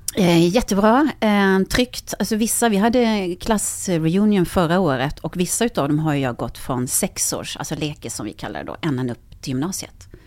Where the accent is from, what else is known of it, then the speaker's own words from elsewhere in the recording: Karlskrona, Blekinge, Sweden; moved away; jag är från eh, Karlskrona